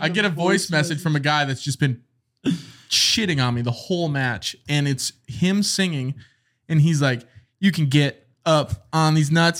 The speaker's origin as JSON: {"language": "English", "region": "North Dakota", "country": "United States", "said": "We're from North Dakota."}